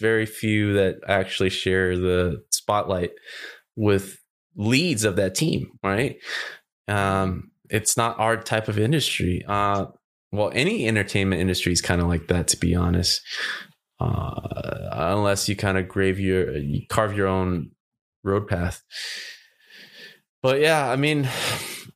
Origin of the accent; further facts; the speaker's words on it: California, United States; I'm from California